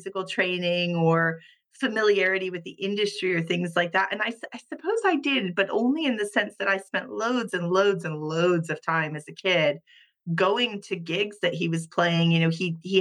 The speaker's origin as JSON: {"language": "English", "region": "Hawaii", "country": "United States", "tie": "born or raised there", "also_born_or_lived": "Japan", "moved": "as an adult", "lives_now": "Luxembourg", "said": "I was born and raised in Hawaii"}